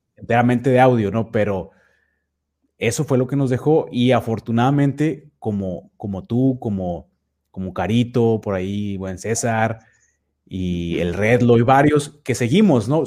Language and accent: Spanish; Nuevo Laredo, Tamaulipas, Mexico; also born or lived in Mexico City; yo soy precisamente de Nuevo Laredo, Tamaulipas, prácticamente toda mi vida